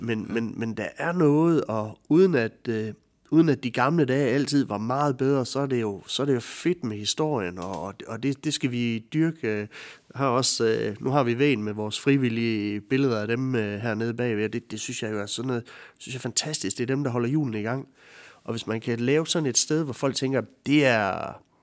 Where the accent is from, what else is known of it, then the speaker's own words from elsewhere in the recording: Ansager, Southern Denmark, Denmark; jeg er en sindig vestjyde ude fra Ansager